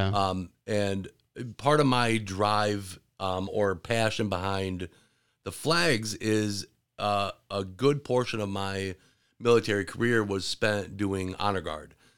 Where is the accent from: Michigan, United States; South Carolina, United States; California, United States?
Michigan, United States; Williamston; also born or lived in Gaylord, Michigan / north of Detroit, Michigan; I grew up in Williamston.